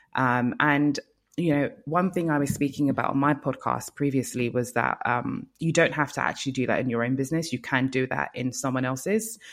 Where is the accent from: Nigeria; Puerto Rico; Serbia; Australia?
Nigeria; moved away; also born or lived in Lagos; I'm from Nigeria, so um, I worked in Lagos for five years